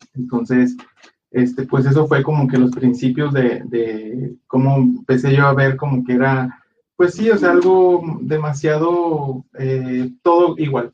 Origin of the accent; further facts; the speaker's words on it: Guadalajara, Jalisco, Mexico; en la iglesia donde crecimos nosotros fue en la ciudad de Guadalajara, nosotros somos de Guadalajara